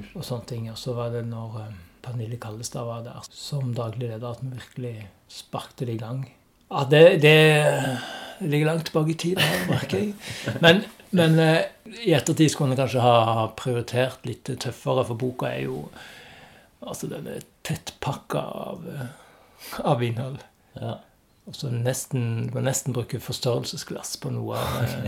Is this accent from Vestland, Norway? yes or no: no; Stavanger, Rogaland, Norway; jeg er jo òg fra Stavanger